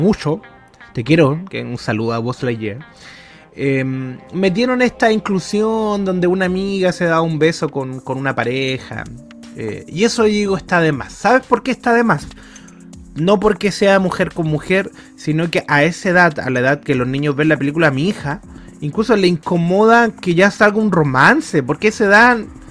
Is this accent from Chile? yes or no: yes; Tocopilla, Antofagasta, Chile; Desde niño, desde cabro chico. Desde Tocopilla